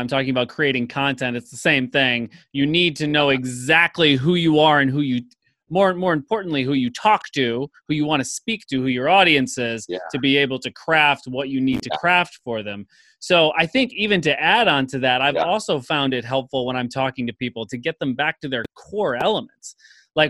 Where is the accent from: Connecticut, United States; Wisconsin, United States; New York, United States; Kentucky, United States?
New York, United States; Skaneateles; we're both from Skaneateles